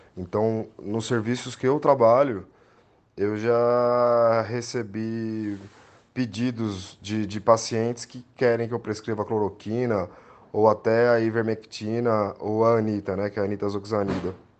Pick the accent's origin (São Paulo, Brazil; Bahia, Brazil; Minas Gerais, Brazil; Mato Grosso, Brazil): São Paulo, Brazil; São Bernardo do Campo; eu nasci em São Bernardo do Campo, meu pai é de Santo André, eu tenho família em Santo André. Eu não morei na região por apenas 10 anos da minha vida, então eu conheço muito bem a região do Grande ABC aqui